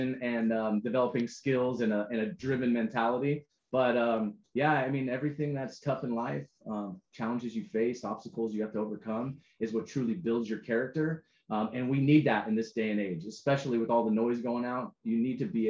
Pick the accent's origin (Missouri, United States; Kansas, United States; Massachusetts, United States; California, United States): California, United States; San Diego; I was from San Diego.